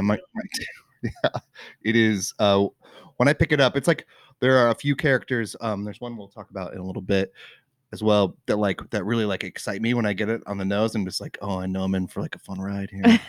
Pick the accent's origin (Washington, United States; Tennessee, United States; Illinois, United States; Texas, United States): Washington, United States; Gig Harbor; moved away as an adult; also born or lived in New York City; I grew up in, um, in, like, the Tacoma Gig Harbor area. Went to Gig Harbor High School